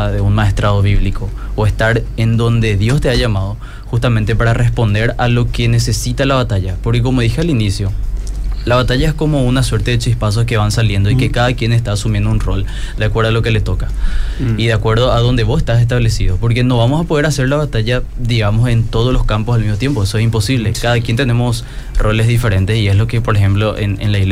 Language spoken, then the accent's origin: Spanish; Paraguay; hablo a un público que no solamente es de Paraguay, sino también de otros países. Tengo que neutralizar mi acento.